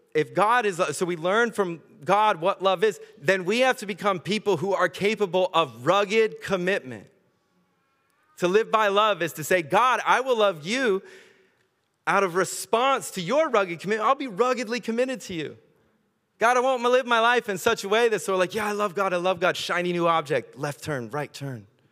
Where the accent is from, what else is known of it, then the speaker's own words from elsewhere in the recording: United States; accent: American; moved away; I grew up in America